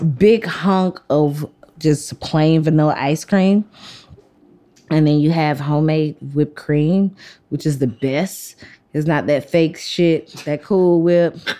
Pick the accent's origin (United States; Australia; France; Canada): United States; Athens, Georgia; So I grew up in Athens, mm-hmm. which is like a small college town 60 miles outside of Atlanta.